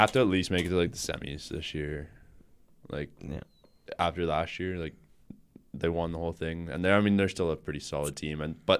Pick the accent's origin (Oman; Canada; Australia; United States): Canada; as a Canadian